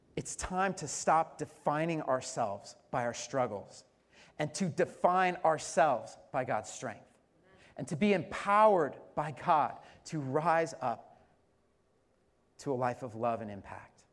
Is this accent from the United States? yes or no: yes; Colorado, United States; I'm from Colorado